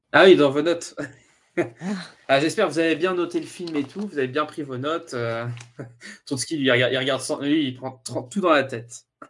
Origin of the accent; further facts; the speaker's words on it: France; je suis français